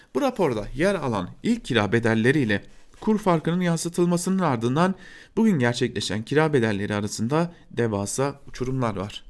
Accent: Diyarbakır, Diyarbakır Province, Turkey; ben bir Diyarbakırlı olarak

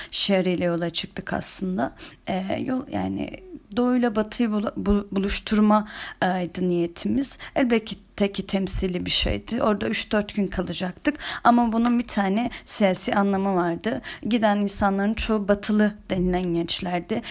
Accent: Antalya, Turkey; Ama ben Antalyalıyım

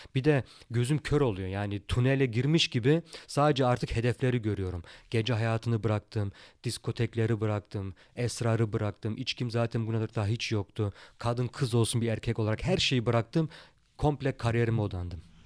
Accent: Germany; also born or lived in Turkey; burada doğup büyüdük.

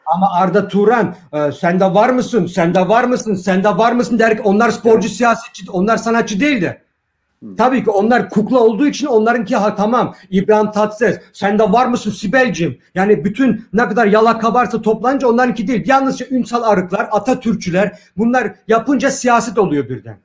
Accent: Germany; biz sokakta büyüdük. Burada küçüklüğümüzden beri dazlaklarla dövüştük.

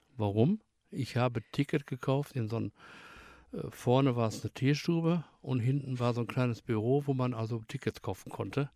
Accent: Bottrop, North Rhine-Westphalia, Germany; bin gebürtig aus Bottrop, also in Deutschland

